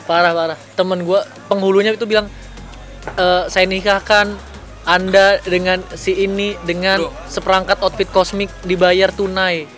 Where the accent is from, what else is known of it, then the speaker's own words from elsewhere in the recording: Serang, Banten, Indonesia; also born or lived in Jakarta / Medan (ancestry); gua tuh orang Medan, tapi lahir di Jakarta dan besar di Banten, kan. Dan gua belum pernah ke Medan